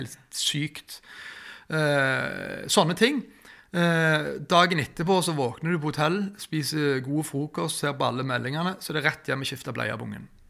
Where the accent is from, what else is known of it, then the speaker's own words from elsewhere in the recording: Norway; Vi er jo fra Tjenestvoll